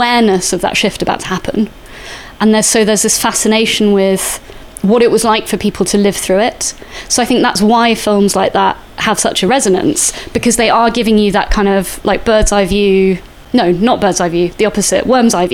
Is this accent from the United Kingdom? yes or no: yes; Salisbury, South West England, United Kingdom; I grew up in Salisbury